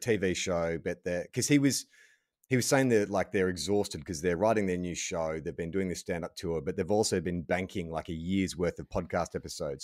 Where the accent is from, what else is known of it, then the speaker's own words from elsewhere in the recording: United States; accent: American; my American accent